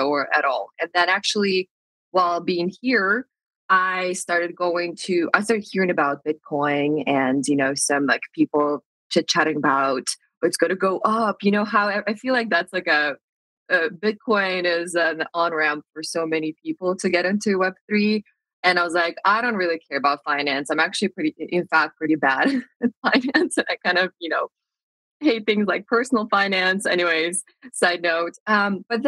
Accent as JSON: {"language": "English", "region": "Moscow", "country": "Russia", "tie": "born or raised there", "also_born_or_lived": "United States", "moved": "as an adult", "said": "I'm from Moscow, Russia, and I feel like growing up in Russia"}